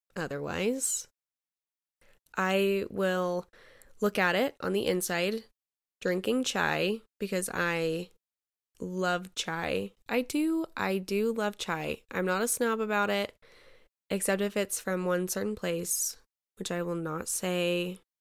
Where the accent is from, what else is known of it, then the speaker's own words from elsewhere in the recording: Utah, United States; I was born and raised in Utah. I've been here all my life